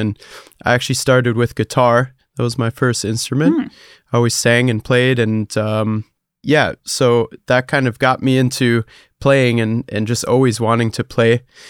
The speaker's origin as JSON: {"language": "English", "region": "Hesse", "country": "Germany", "tie": "born or raised there", "said": "I grew up in Germany, close to Frankfurt. So, you know, not a very popping music scene over there."}